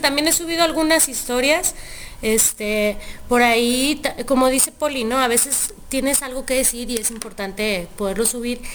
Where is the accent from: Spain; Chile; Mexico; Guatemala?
Mexico; Chihuahua; now in Guadalajara, Mexico; yo soy de Chihuahua.